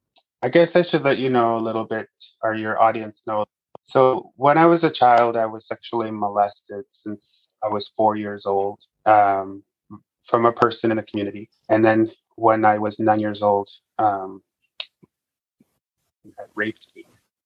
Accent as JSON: {"language": "English", "town": "Fort McMurray", "region": "Alberta", "country": "Canada", "tie": "born or raised there", "said": "I grew up in the regional municipality with Buffalo, growing up in Fort McMurray."}